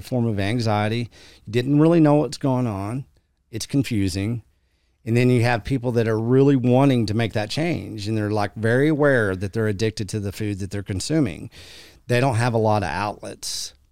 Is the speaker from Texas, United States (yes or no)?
yes; West Texas, United States; I'm this cowboy from West Texas